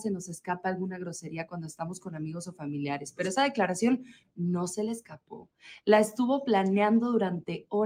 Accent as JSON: {"language": "Spanish", "region": "Chihuahua", "country": "Mexico"}